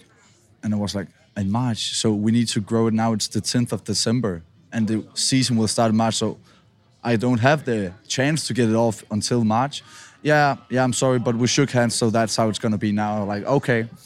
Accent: Denmark; English is a second language; moved away; I'm from Denmark

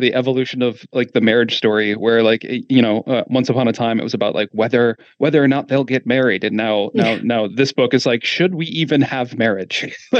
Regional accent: Midwest, United States; And I grew up in the Midwest, all, you know, we moved around a lot, but mostly, you know, lived in the suburban and rural kind of parts of the Midwest.

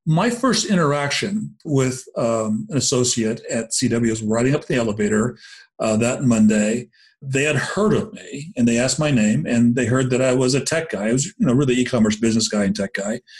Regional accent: Tokyo, Japan; born there; I, I was born in Tokyo, um, and uh, oh, cool. Japanese American descent.

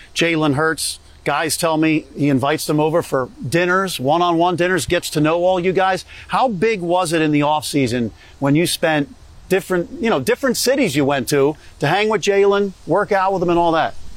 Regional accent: Delaware County, Philadelphia area, Pennsylvania, United States; I'm from the Philly area in Delco

